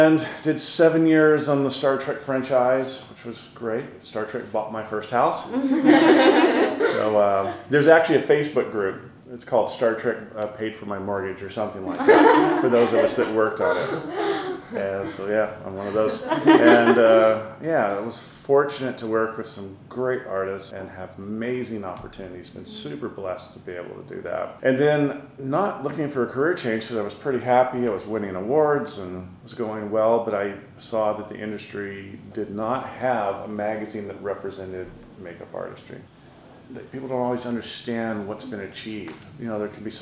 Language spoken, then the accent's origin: English; Burbank, California, United States; accent: American; moved away; I grew up in, in Los Angeles. You can tell from my outrageous American accent that I'm not from here.